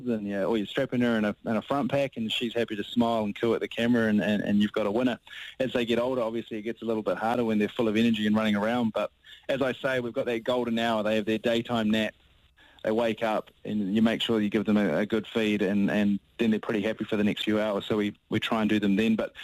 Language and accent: English; New Zealand; as a Kiwi